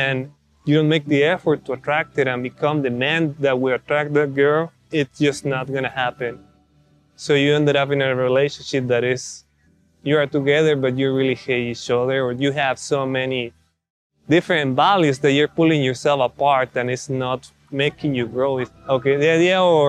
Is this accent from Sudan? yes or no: no; Mexico; moved away as an adult; now in United States; I'm from Mexico, grew up over there, and then moved to the States to do my bachelor's and master's degree